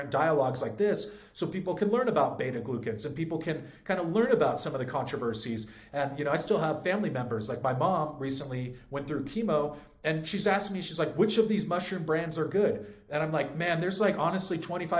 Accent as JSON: {"language": "English", "region": "California", "country": "United States", "tie": "born or raised there", "also_born_or_lived": "San Francisco", "said": "I was born and raised in California"}